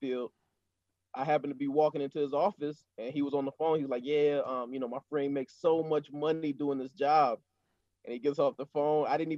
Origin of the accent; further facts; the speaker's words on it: Sumter, South Carolina, United States; moved away as an adult; also born or lived in Yokota Air Base, Japan; my hometown of Sumter, South Carolina at Shaw Air Force Base